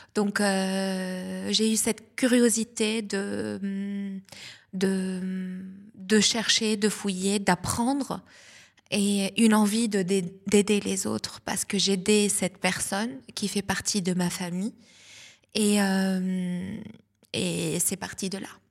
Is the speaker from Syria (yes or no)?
no; South Lebanon, Lebanon; accent: Lebanese; first language Lebanese Arabic; French is a second language; moved away as an adult; now in Nice, France; je suis née au Liban, je suis libanaise d'origine. Et euh, voilà, donc la Méditerranée, euh, je, suis une, femme de la Méditerranée. Et du sud du Liban